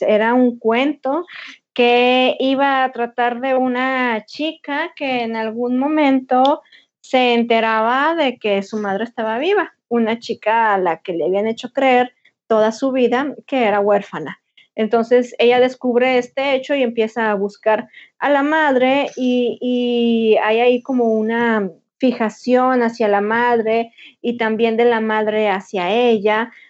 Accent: Linares, Nuevo León, Mexico; now in Monterrey, Mexico; cuando era niña y vivía en Linares

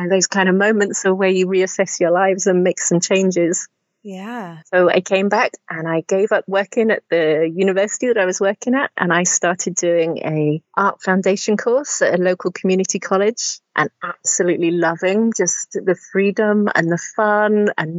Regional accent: the Midlands, England, United Kingdom; moved away as an adult; I grew up in the Midlands in England

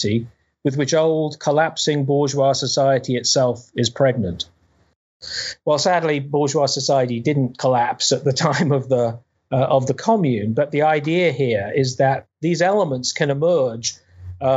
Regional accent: United Kingdom; I grew up in Britain

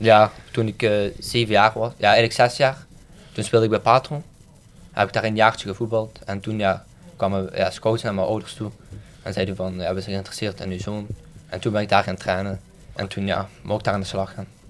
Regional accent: Maasmechelen, Flanders, Belgium; now in Dilsen, Belgium; ik woon in Delsen, maar ik ben opgegroeid in Maasmechelen

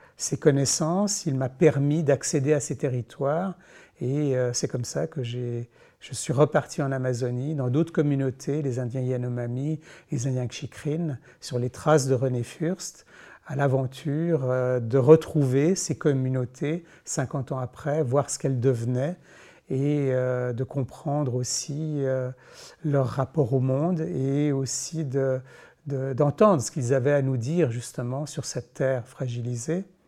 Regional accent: Switzerland; en tant que Suisse

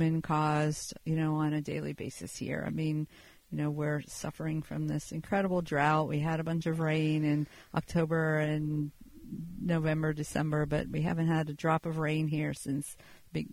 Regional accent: Pennsylvania, United States; moved away; I grew up in Pennsylvania.

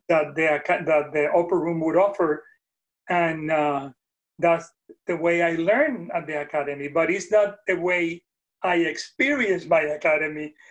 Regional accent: Puerto Rico; first language Spanish; English is a second language; moved away as an adult; now in Nashville, United States; i was born in puerto rico and born and raised

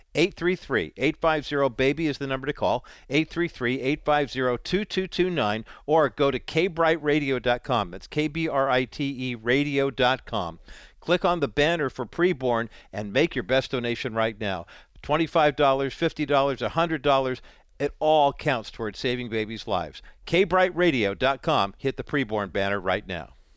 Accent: United States; growing up in America in the nineteen sixties and nineteen seventies

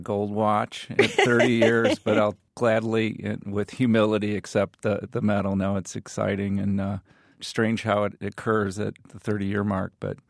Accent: Peoria, Illinois, United States; in the rural middle America that I grew up with, you sort of said, oh, I'm from Peoria.

